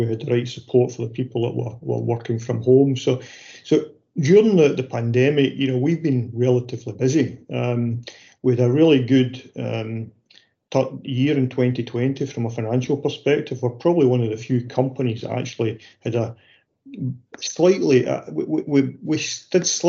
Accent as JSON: {"language": "English", "town": "Paisley", "region": "Scotland", "country": "United Kingdom", "tie": "born or raised there", "said": "I was born in Seatill Road in Paisley. And I lived there with my parents and my younger brother. Stayed there to quite a young age, probably 4 or 5, we moved up to Foxbar"}